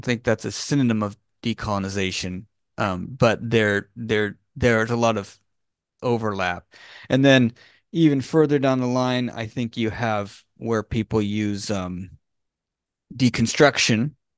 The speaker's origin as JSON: {"language": "English", "region": "California", "country": "United States", "tie": "born or raised there", "said": "I was born in California in the eighties"}